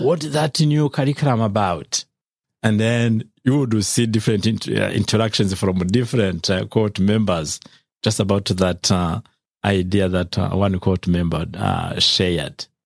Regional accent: Rwanda; moved away as an adult; now in United States; I've taught, uh, in my home country, Rwanda, for around, um, fourteen years in higher education

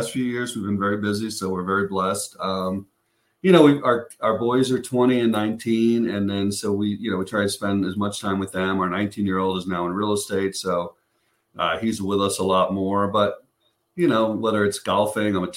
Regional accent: Chicago, Illinois, United States; moved away; I'm from Chicago

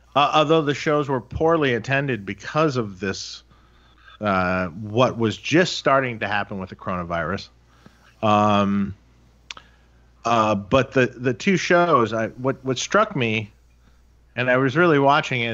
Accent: Detroit, Michigan, United States; moved away; I'm from Detroit originally, right?

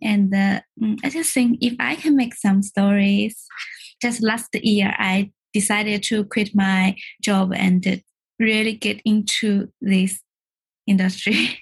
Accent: China; moved away as an adult; now in London, United Kingdom; I came from China.

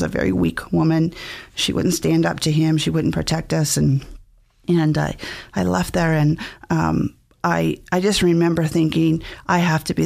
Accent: Mountain Home, Idaho, United States; also born or lived in California; I was born in California, but my parents brought me to Mountain Home, Idaho when I was three

